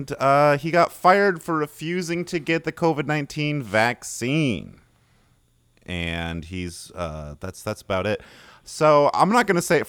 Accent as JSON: {"language": "English", "town": "Marquette", "region": "Michigan", "country": "United States", "moved": "as an adult", "said": "I haven't lived in Marquette in... It's been like 7 years now. But I am from Marquette."}